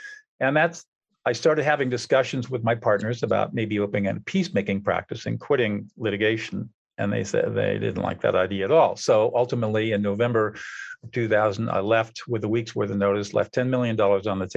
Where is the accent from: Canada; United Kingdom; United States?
United States; Southern California; I grew up in Southern California